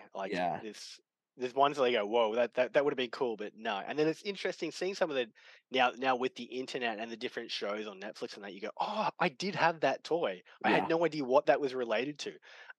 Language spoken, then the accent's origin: English; Australia; Yeah, it's interesting. Australia, especially back, so I'm an 81 baby